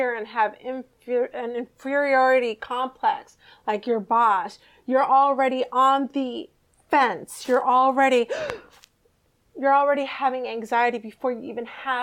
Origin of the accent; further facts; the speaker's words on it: United States; being an American